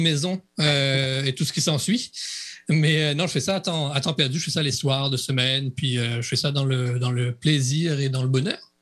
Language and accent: French; Réunion; je suis un réunionnais